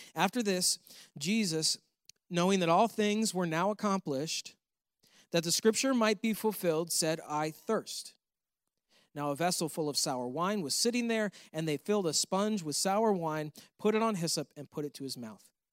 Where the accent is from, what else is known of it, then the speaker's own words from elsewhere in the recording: New York, United States; moved away; I'm from New York